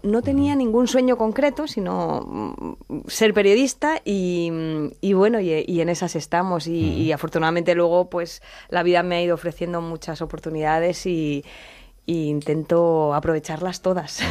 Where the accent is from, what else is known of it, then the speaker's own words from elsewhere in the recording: Elche, Valencian Community, Spain; moved away as an adult; now in Madrid, Spain; yo soy de Elche y era de ciencias puras